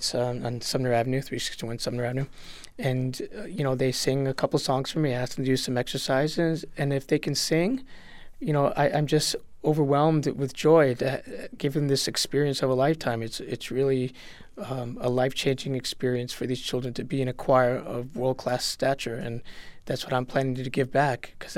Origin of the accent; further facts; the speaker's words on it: Puerto Rico; now in Springfield, United States; And when I came from Puerto Rico, music was always very important and prominent in my life as a family, and obviously growing up in that community of the Latinos and Boricuas.